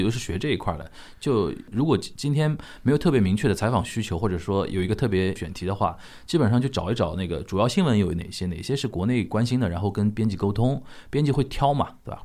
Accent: China; moved away as an adult; also born or lived in Japan / Shanghai; 作为一个中国人啊

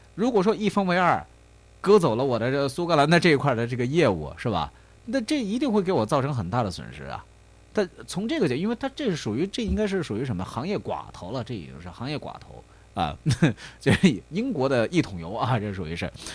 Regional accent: China; 我们中国人

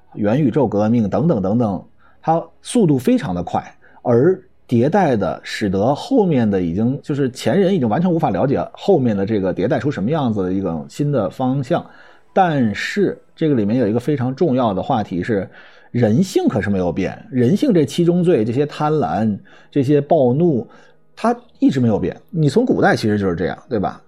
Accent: China; 我们中国人

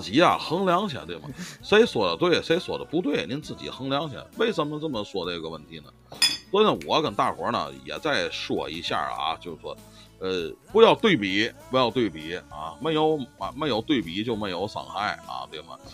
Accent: Tianjin, China; 咱们天津人

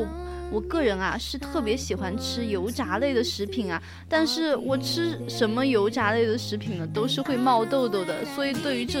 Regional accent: Sichuan-Chongqing, China; 因为我们川渝这边呢，就是嗯都是偏重油重辣的食物。

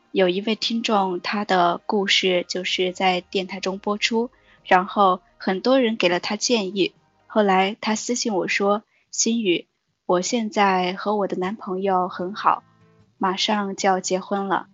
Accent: Changde, Hunan, China; 我的家在湖南常德。湖南常德。

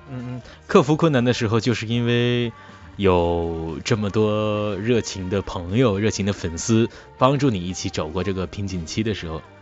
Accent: Northeast China, China; 我们东北人呐，我们东北做的节目呢

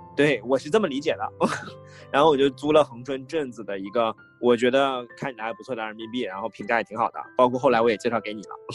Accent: Harbin, Heilongjiang, China; moved away; 当时我的户口一直在哈尔滨的嘛

